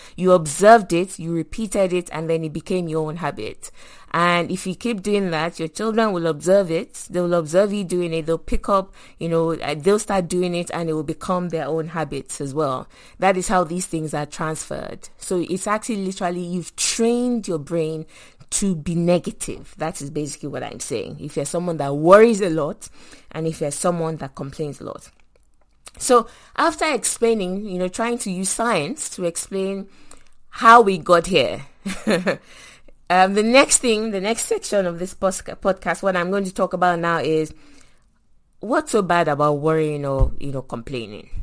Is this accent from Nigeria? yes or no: yes; Nigeria; moved away; also born or lived in London; I grew up in Nigeria